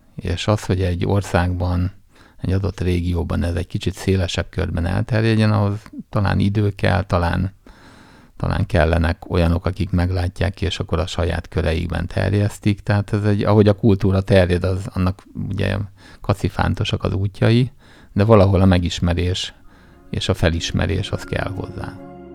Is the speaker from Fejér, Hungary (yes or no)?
no; Jászberény, Jász-Nagykun-Szolnok, Hungary; Vidéken nőttem fel Jászberényben